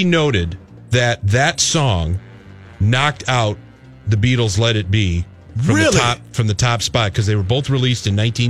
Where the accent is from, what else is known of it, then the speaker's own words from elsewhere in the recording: Detroit, Michigan, United States; we grew up in Detroit